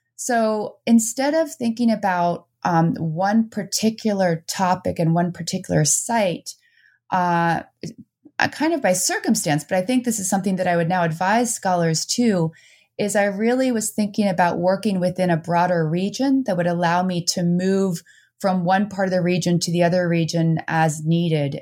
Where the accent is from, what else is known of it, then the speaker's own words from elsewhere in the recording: New Jersey, United States; also born or lived in Netherlands; now in Vermont, United States; I moved to New Jersey